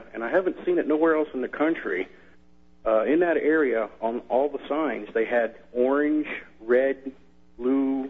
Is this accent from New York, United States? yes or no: no; Williamsport, Pennsylvania, United States; now in Florida, United States; I'm originally from Williamsport, Pennsylvania, where they play Little League World Series.